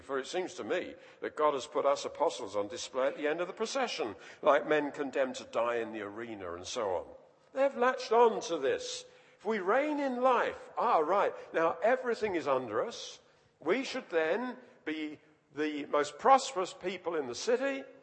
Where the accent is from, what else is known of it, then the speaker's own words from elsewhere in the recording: London, United Kingdom; I was, was born and grew up in London, and just near where I lived, there was the City of London Cemetery